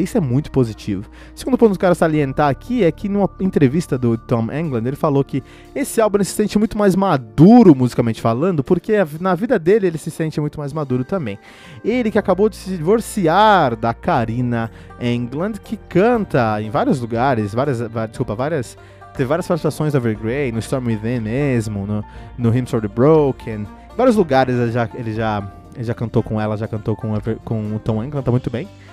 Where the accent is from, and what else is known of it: Cotia, São Paulo, Brazil; born or raised there